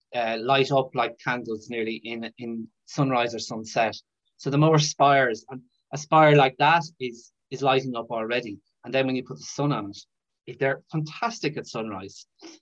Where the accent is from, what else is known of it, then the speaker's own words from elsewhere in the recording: Brazil; I'm from Brazil, so I'm not sure how hard it'd be, but you just don't care.